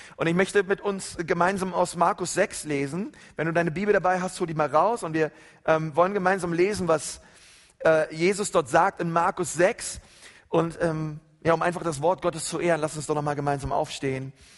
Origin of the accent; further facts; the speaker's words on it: Germany; bei uns in Deutschland